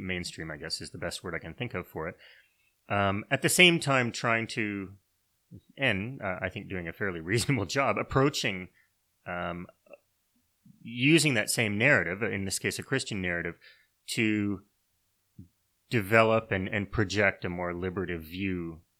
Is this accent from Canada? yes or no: yes; Canada; like many people, I was raised many people in Canada anyway, I was raised within the church.